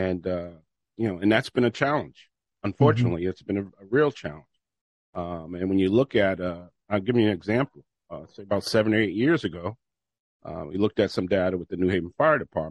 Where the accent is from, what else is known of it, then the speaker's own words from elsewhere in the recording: New Haven, Connecticut, United States; I grew up on Southwest Drive and Division Street in the Newhallville area